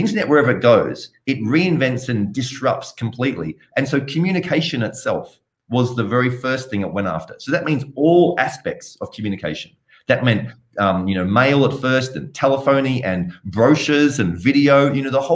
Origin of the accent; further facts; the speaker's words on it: Sydney, New South Wales, Australia; You can tell I have a bit of an accent. So I'm originally from Australia, from Sydney